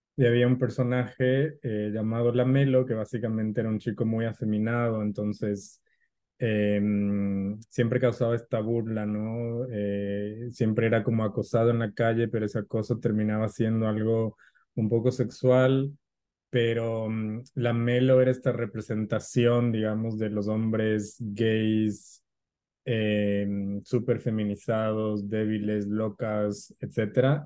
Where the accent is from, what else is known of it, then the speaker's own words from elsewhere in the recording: Ecuador; mi país